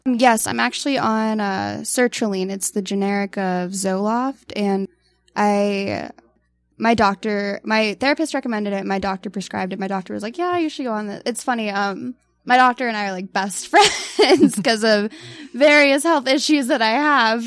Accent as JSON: {"language": "English", "town": "Tucson", "region": "Arizona", "country": "United States", "said": "I'm from Tucson"}